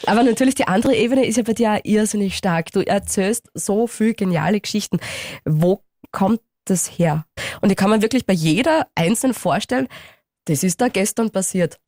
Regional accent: Styria, Austria; als Steirerin

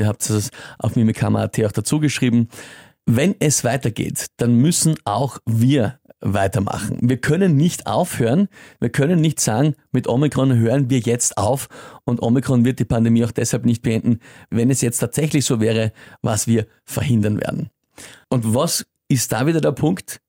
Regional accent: Austria; als Österreicher

